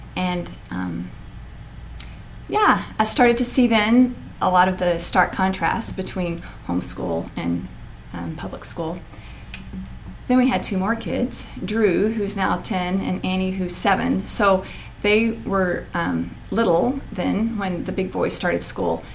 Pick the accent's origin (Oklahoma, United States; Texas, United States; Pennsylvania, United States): Texas, United States; Paris; moved away; also born or lived in North Carolina; I grew up in Paris, Texas